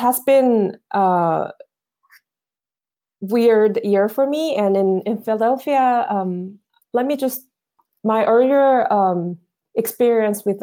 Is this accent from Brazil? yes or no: no; South Korea; moved away as an adult; also born or lived in United States; I was born and raised in South Korea with millions of people looking like me